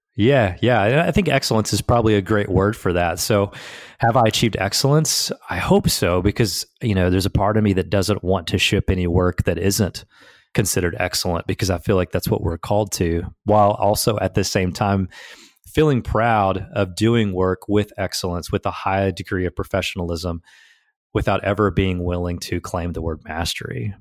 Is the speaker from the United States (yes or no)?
yes; Southeast Tennessee, United States; I grew up in Southeast Tennessee on a farm